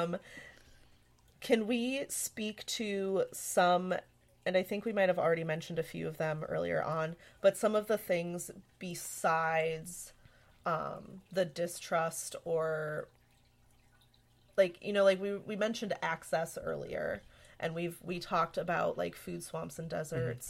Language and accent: English; Midwest, United States; I'm from the Midwest and I have a lot of family